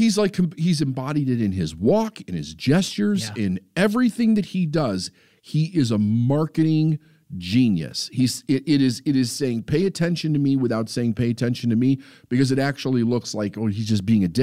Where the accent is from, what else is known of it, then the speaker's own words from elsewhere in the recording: Chicago, Illinois, United States; my hometown